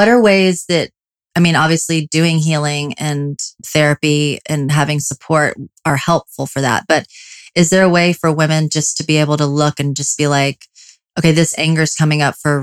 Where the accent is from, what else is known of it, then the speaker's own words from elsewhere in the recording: the South, United States; I'm from the South